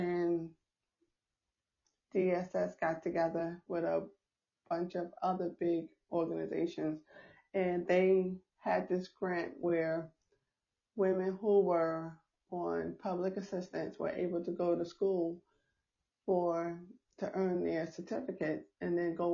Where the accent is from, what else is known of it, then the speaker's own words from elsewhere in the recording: New York, United States; I'm from New York